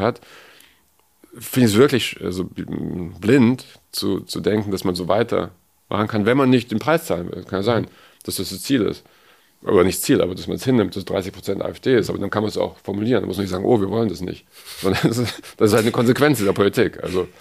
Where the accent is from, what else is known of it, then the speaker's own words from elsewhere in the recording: West Germany, Germany; Also ich bin aus dem Westen